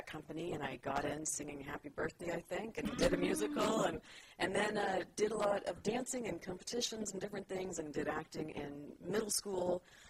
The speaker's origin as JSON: {"language": "English", "town": "San Jose", "region": "California", "country": "United States", "tie": "born or raised there", "said": "I was born and raised in San Jose, California."}